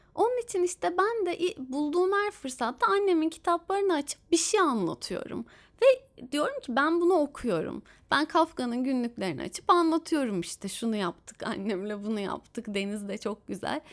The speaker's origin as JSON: {"language": "Turkish", "region": "Istanbul", "country": "Turkey", "said": "benim şehrime İstanbul'a"}